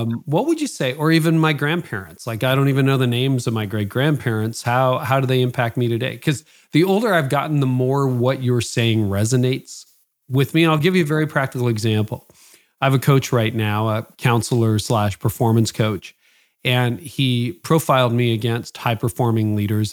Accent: Canada; my parents are both from Holland. I was born in Canada

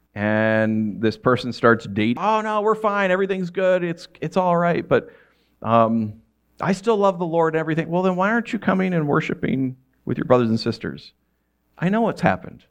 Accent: New York, United States; moved away; growing up in New York

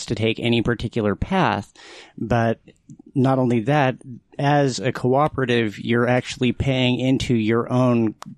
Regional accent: Utah, United States; born there; I was born in Utah.

